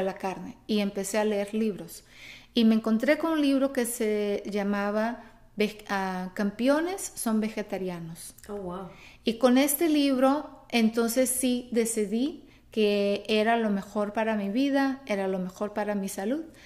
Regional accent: Brazil; Spanish is a second language; moved away as an adult; also born or lived in Mexico; yo soy de Brasil, yo nací en Brasil

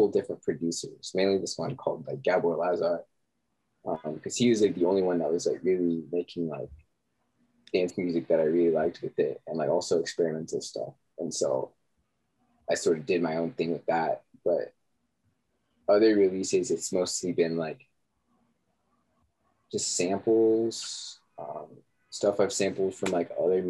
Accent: Lubbock, Texas, United States; moved away; also born or lived in London / Arizona; I grew up in Lubbock, Texas, which is like, it's basically just a college town

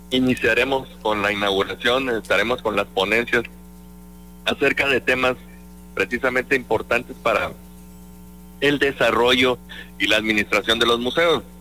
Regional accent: Veracruz, Mexico; en mi pueblo lo más alto que tenemos es el médano del perro

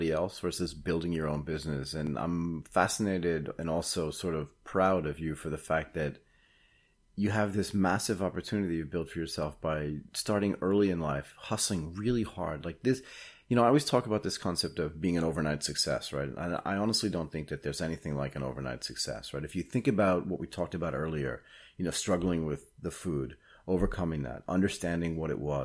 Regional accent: United States; moved away as an adult; now in Asia; As an American who now lives in Asia and has lived in Asia for 30 years

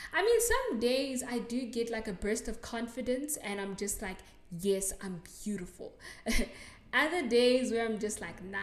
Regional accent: South Africa; accent: South African; So, yeah, no, I'm not from England. I'm from South Africa. And I am South African. I sound South African

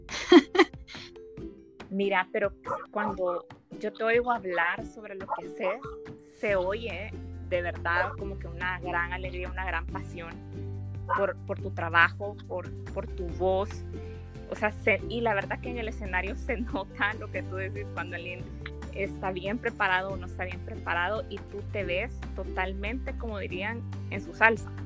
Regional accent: El Salvador; soy del Salvador

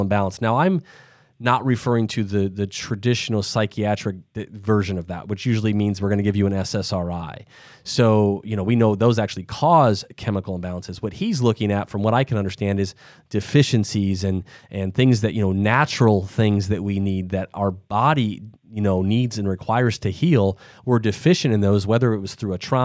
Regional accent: Midwest, United States; I'm from the Midwest, so you're not getting quite as big of an accent here

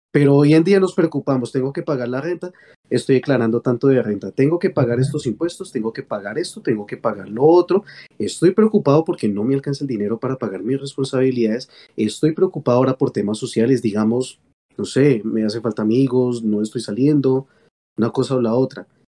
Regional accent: Colombia; nosotros como colombianos

